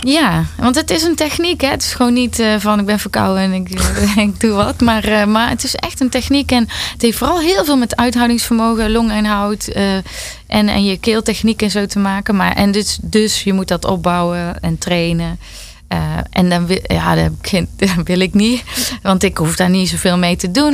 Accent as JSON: {"language": "Dutch", "country": "Netherlands", "said": "ik ben een Nederlander"}